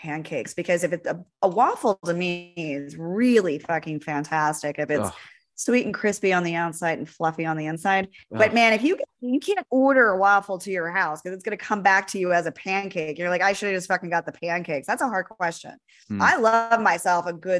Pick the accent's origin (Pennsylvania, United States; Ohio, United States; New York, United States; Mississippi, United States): Pennsylvania, United States; moved away; also born or lived in Miami; I grew up on the Northeast Coast, right? Pennsylvania.